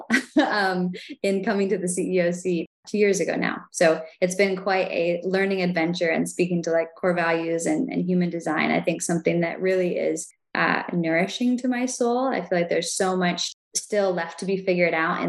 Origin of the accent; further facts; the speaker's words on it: Willits, California, United States; I grew up on an organic farm, 40 acres, Northern California